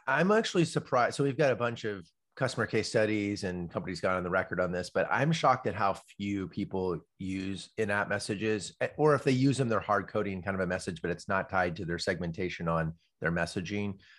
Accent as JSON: {"language": "English", "town": "Palo Alto", "region": "California", "country": "United States", "tie": "born or raised there", "said": "I grew up in Palo Alto, ki, and literally I grew up, like, three blocks from Steve Jobs"}